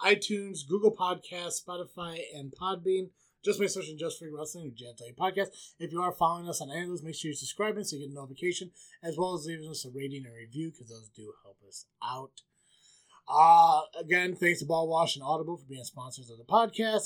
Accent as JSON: {"language": "English", "region": "Illinois", "country": "United States", "said": "I'm from Illinois, but not that shitty Chicago part"}